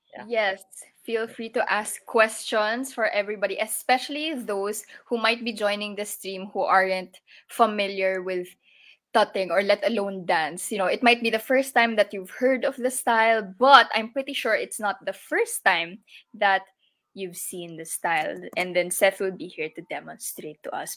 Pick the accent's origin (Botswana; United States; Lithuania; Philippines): Philippines; I am an artist from the Philippines